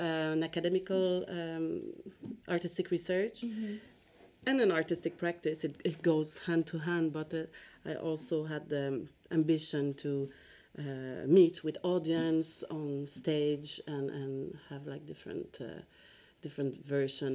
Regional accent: Quebec, Canada; also born or lived in Montreal / Stockholm; I'm originally from Quebec, Canada

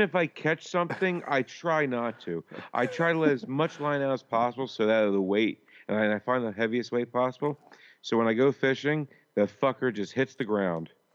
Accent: Philadelphia, Pennsylvania, United States; moved away; I'm from Philly

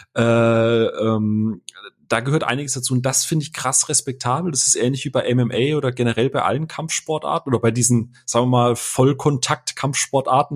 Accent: Karlsruhe, Baden-Württemberg, Germany; als gebürtiger Karlsruhe

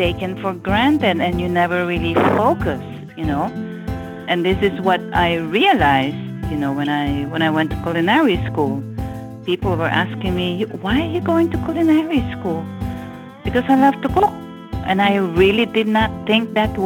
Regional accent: Philippines; moved away as an adult; now in United States; I grew up in the Philippines and I moved to the U.S. when I was 29

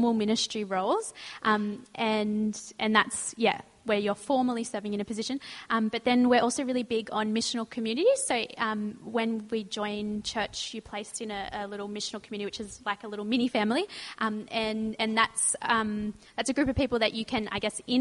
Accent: Sutherland Shire, New South Wales, Australia; also born or lived in Rozelle, Sydney; I grew up in the Southern Shire, and then about 2 years ago, I moved closer to the city

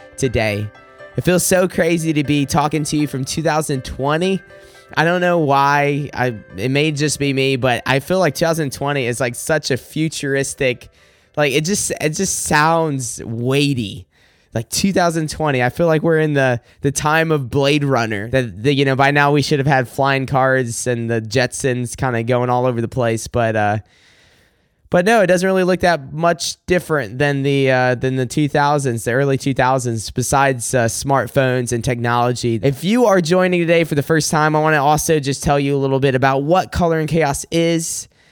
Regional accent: South Carolina, United States; moved away as an adult; now in Michigan, United States; I am originally from South Carolina. I moved up here to Michigan in two thousand sixteen.

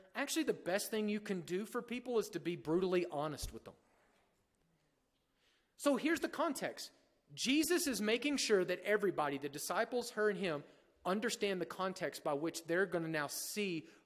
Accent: United States; here we are as American

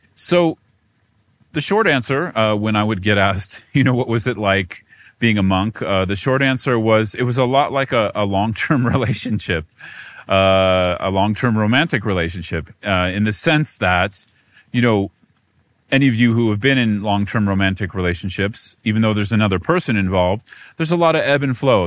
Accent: United States; American Buddhist monk

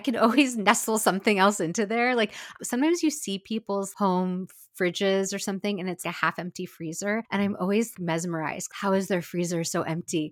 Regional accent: Seattle, Washington, United States; Seattle, my hometown

